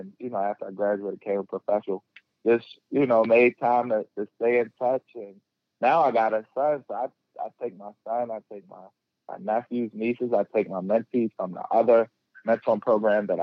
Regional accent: Baltimore, Maryland, United States; I grew up in West Baltimore

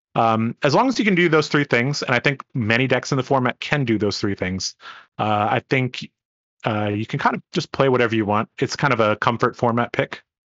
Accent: Hong Kong; moved away; I, I come from Hong Kong.

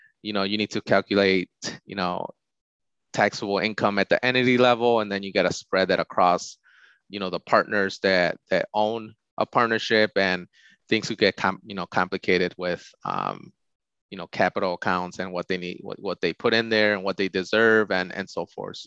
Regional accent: Glendale Heights, Illinois, United States; I grew up in Glendale Heights, which is about 45 minutes west of the city of Chicago

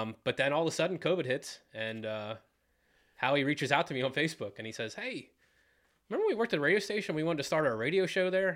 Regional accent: Jonestown, Pennsylvania, United States; also born or lived in Fredericksburg, Pennsylvania / Williamstown, Pennsylvania; I grew up in the Jonestown, Fredericksburg area.

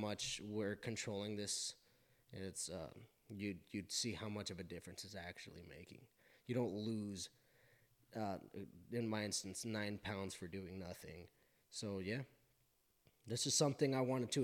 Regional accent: Burley, Idaho, United States; also born or lived in Pocatello, Idaho; we're from Burley, Idaho.

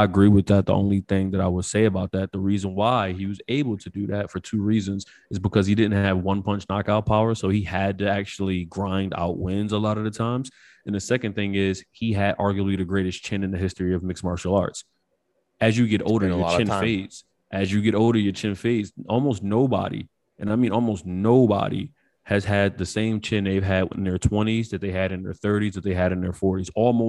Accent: Stockton, California, United States; You still know I'm from Stockton, so we ain't even got to do that.

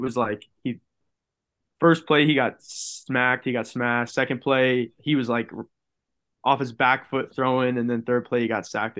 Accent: Tampa, Florida, United States; moved away as an adult; I'm from Tampa.

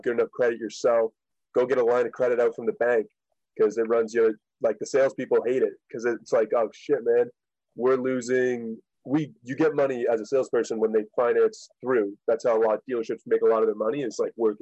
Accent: Riverview, New Brunswick, Canada; also born or lived in West Springfield, Massachusetts; I grew up in Riverview, New Brunswick. I had moved to Riverview when I was around 8 or 9 from a town outside of Boston, Massachusetts called West Springfield

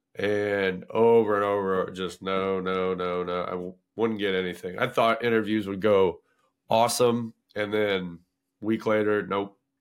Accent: Paxton, Illinois, United States; moved away as an adult; also born or lived in Skokie, Illinois; my hometown of Paxton

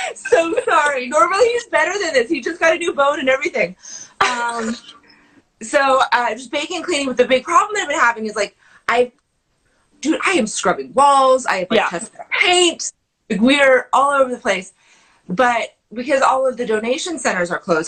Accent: Pacific Northwest, United States; I grew up camping in the Pacific Northwest

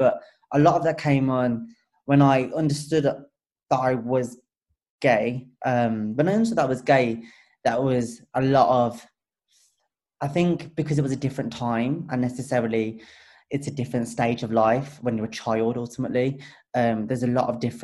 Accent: Wolverhampton, West Midlands, United Kingdom; we're from Wolverhampton, a smaller city

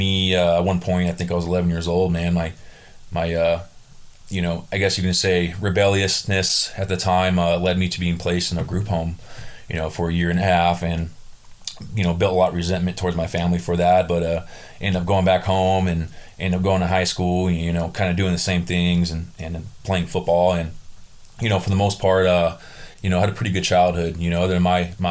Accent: Southern California, United States; also born or lived in Burbank, California; I'm from Southern California

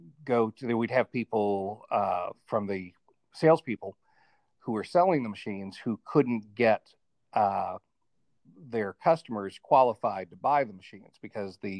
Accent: Atlanta, Georgia, United States; also born or lived in Colorado / Boston / Cobb County; Yeah, I was born and raised in Atlanta, spent a little bit of time out in Colorado.

